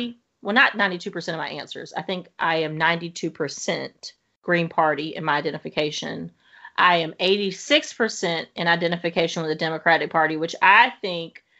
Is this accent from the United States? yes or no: yes; the South, United States; I grew up in the South